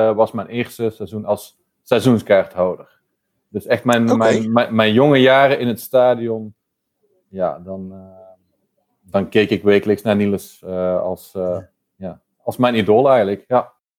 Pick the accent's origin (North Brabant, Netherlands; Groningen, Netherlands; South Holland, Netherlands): North Brabant, Netherlands; now in Antwerp, Belgium; ben woonachtig in Antwerpen. Ehm, oorspronkelijk ben ik een Brabander